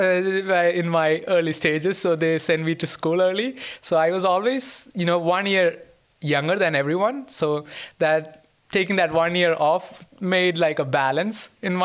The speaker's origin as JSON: {"language": "English", "region": "Kerala", "country": "India", "tie": "born or raised there", "moved": "as an adult", "lives_now": "Linköping, Sweden", "said": "I'm from India, and to be more specific, I'm from the southernmost tip of the country. It's a place called Kerala."}